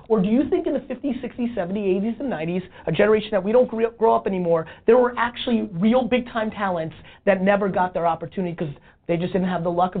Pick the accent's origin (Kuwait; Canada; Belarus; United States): Belarus; born there; moved away; I was born in Belarus, in the former Soviet Union. Mm-hmm. We came here, we were super poor.